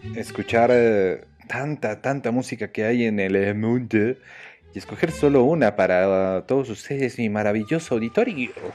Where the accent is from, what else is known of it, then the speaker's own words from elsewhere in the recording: Mexico; somos mexicanos